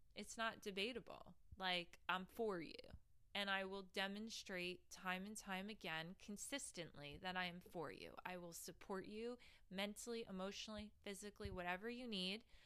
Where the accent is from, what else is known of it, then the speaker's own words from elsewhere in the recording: New Jersey, United States; I'm from Jersey